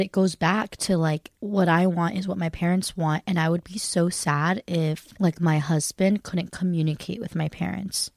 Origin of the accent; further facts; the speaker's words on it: United States; I just always felt like being Korean American.